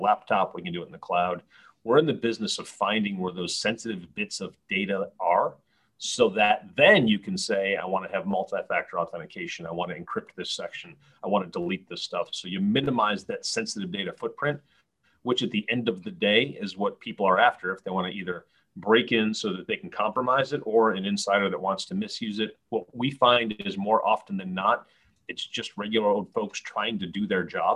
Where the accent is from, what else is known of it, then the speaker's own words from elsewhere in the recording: Rochester, New York, United States; also born or lived in Pomona, California / New Orleans, Louisiana / Philadelphia, Pennsylvania / Sacramento, California; now in Tampa, United States; I grew up in Rochester, New York